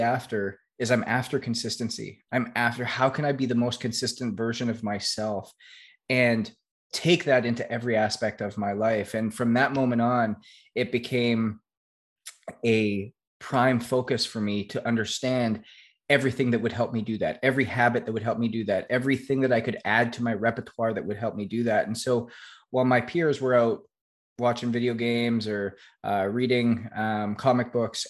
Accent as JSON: {"language": "English", "country": "Canada", "tie": "born or raised there", "said": "I was obviously born and raised in Canada"}